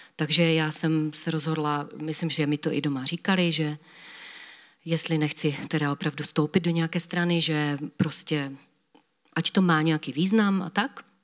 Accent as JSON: {"language": "Czech", "town": "Havířov", "region": "Moravian-Silesian Region", "country": "Czechia", "said": "u nás v Havířově"}